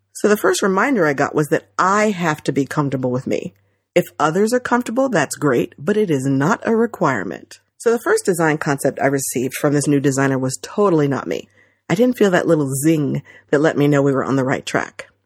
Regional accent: New Jersey, United States; growing up in Central Jersey

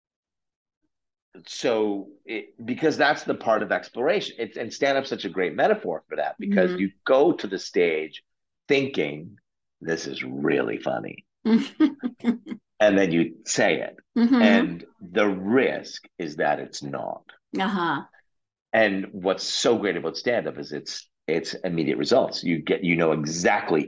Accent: Oshawa, Ontario, Canada; I grew up in Canada's Flint, Michigan, called Oshawa, Ontario

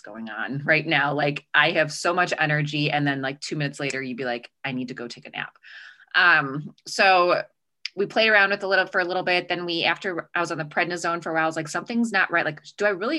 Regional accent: Chicago, Illinois, United States; accent: Chicago; now in Arizona, United States; I grew up in Chicago. You'll start to hear the Chicago accent come out.

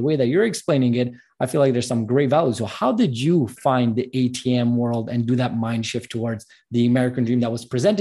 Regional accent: Canada; I'm Armenian background from Canada

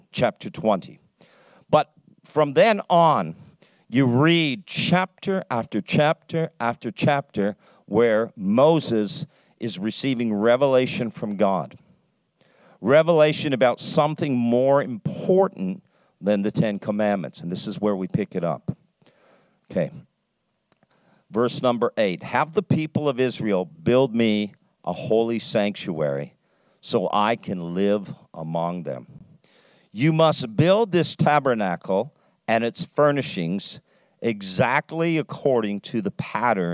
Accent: Canada; accent: Canadian English; I speak Canadian English because I'm a Canadian

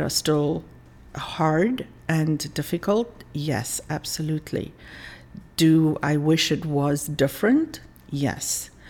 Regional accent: South Africa; It was. Uh, you know, I was growing up in the 60s and 70s

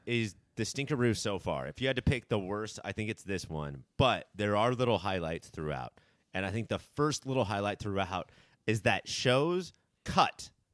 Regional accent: Orange County, California, United States; we grew up, we were born and raised in Orange County

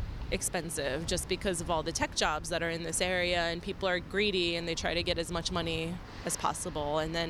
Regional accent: New York City, New York, United States; now in San Jose, United States; I'm originally from New York City, which is another city that's extremely expensive.

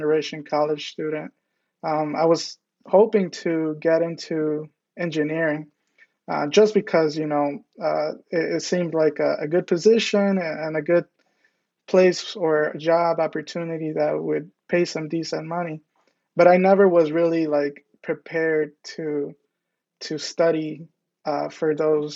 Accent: Detroit, Michigan, United States; I was born and raised in Southwest Detroit

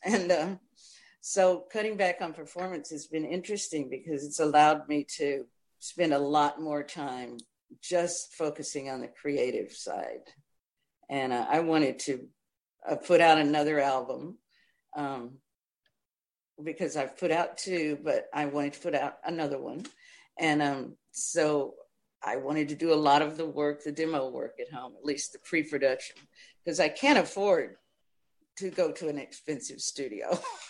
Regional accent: Nashville, Tennessee, United States; And so I too went to Nashville. Plus, it was great for me because I was going back to my hometown. Practically.

